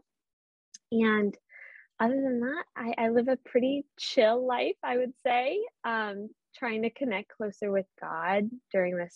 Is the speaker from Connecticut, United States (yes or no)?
no; Boston, Massachusetts, United States; accent: Boston; I hope a little bit of my Boston accent comes through